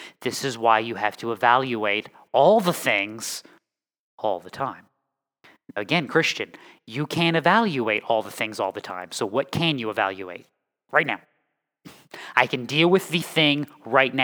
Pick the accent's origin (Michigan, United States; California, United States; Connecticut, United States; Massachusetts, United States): Connecticut, United States; moved away; also born or lived in North Carolina; I am from Connecticut, and then I lived for 10 years, give or take, in Connecticut, and then 25 years, give or take, in North Carolina